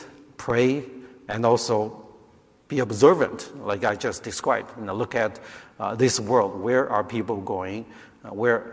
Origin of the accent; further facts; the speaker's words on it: China; now in United States; I grew up in China, so my family came here way back in 1987 as immigrants.